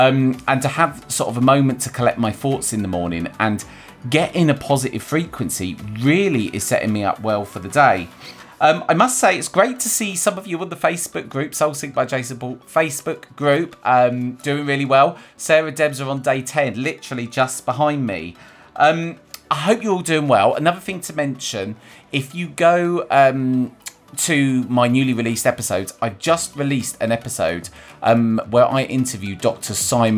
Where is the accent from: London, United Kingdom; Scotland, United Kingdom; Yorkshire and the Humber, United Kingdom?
London, United Kingdom; also born or lived in Manchester / Bristol; well, I'm originally from London, and I moved from London to Manchester to Bristol and all over the place.